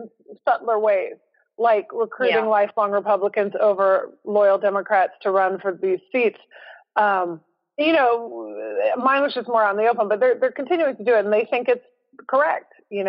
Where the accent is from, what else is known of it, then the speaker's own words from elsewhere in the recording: Houston, Texas, United States; Like my family has been here since the 1900s. You know, no one is more from a place than I am from Houston, Texas.